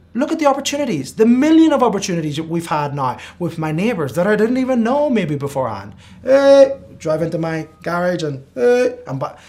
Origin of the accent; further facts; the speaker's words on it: Spain; now in United States; I grew up in Spain